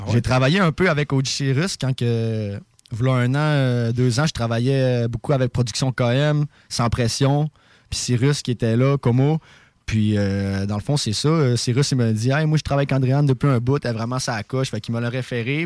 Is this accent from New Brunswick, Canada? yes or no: no; Saguenay, Quebec, Canada; accent: québécois; moved away as an adult; now in Montreal, Canada; j'ai grandi au Saguenay